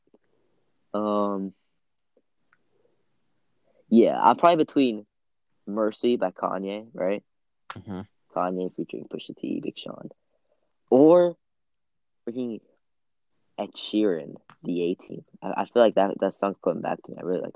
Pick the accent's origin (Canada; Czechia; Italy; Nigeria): Italy; now in United States; you know it's my hometown. But I'm starting to feel more American